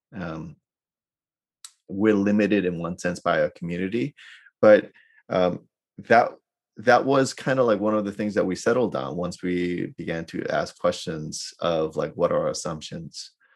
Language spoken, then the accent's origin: English; New York City, New York, United States; now in Irvine, United States; I grew up in New York City, so I'm a city kid